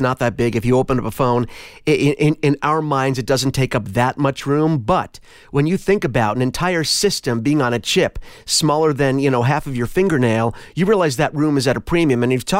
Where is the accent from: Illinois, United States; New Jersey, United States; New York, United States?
New York, United States; I'm a New Yorker. I grew up with that view from my window growing up of the World Trade Center.